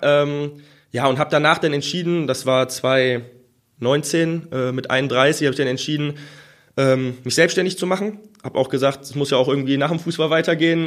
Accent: Mettmann, North Rhine-Westphalia, Germany; Ich komme selber aus Mettmann, wohne in Mettmann

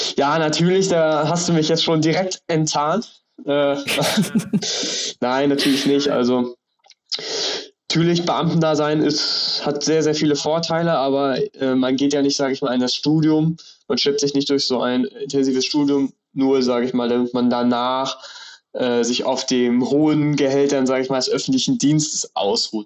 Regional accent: Rostock area, Mecklenburg-Vorpommern, Germany; Ich bin in Rostock geboren, im Umland aufgewachsen und wohne jetzt auch in Rostock.

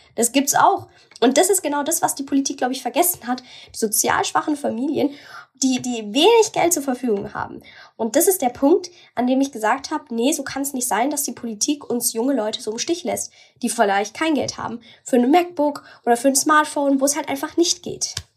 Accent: Bavaria, Germany; bei uns in Bayern

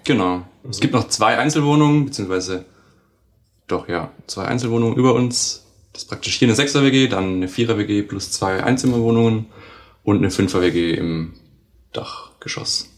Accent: Baden-Württemberg, Germany; now in Hamburg, Germany; aus dem Süden, aus Baden-Württemberg kommen wir

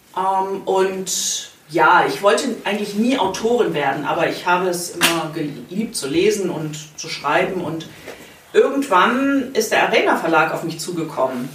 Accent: Bamberg, Bavaria, Germany; moved away as an adult; tatsächlich bin ich vor einem Jahr nach Vierrett gezogen, aber ich sage immer, ich komme aus Bamberg.

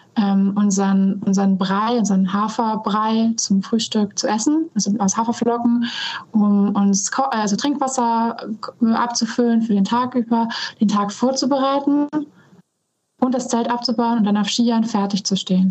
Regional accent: North Sea coast, Germany; ich bin an der Nordsee aufgewachsen

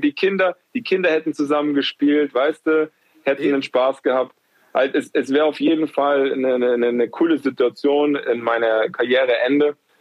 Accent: Munich, Bavaria, Germany; moved away as an adult; also born or lived in Berlin / Frankfurt / Würzburg; ich bin ja in Giesing auf, aufgewachsen

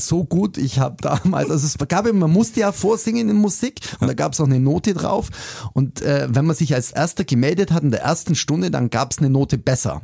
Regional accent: Augsburg, Bavaria, Germany; Ich bin echt leidenschaftlicher Augsburger

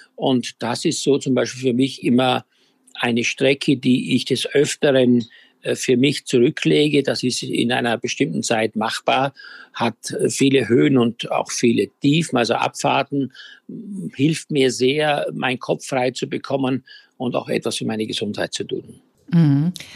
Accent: Styria, Austria; ich ja auf einem Bauernhof in der Steiermark groß geworden bin

